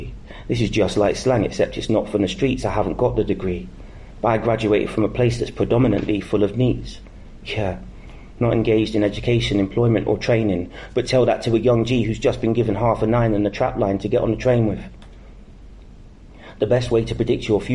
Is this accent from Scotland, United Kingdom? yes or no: no; Northampton, East Midlands, United Kingdom; Northampton being my hometown